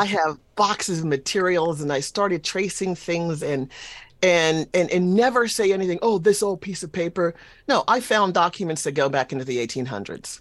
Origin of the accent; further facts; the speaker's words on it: South Carolina Sea Islands, United States; I'm from South Carolina on the islands